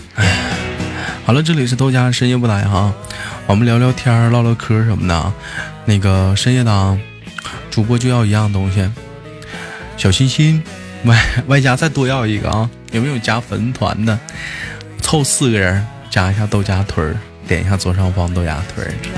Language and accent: Chinese; Changchun, Jilin, China; also born or lived in Gongzhuling, Jilin; 我在吉林长市出生